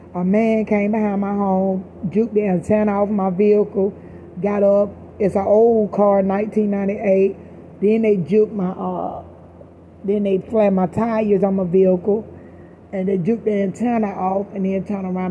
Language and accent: English; Georgia, United States; now in Stockton, United States; I'm the girl from Georgia.